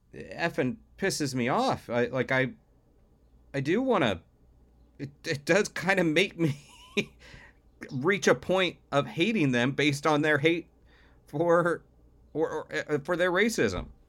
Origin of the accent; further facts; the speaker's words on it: Florida, United States; growing up in Florida